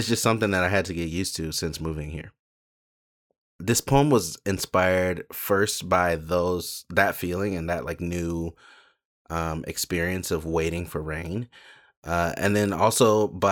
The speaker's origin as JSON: {"language": "English", "town": "Cleveland Heights", "region": "Ohio", "country": "United States", "tie": "born or raised there", "also_born_or_lived": "Memphis, Tennessee", "moved": "yes", "lives_now": "Arizona, United States", "said": "I grew up in Cleveland Heights in Ohio. Before that, I lived in Memphis."}